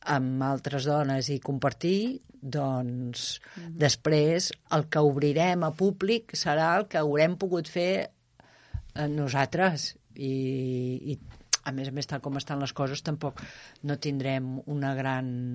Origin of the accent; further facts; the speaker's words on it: Terrassa, Catalonia, Spain; moved away as an adult; now in Arenys de Munt, Spain; Terrassa, que és d'on sóc jo.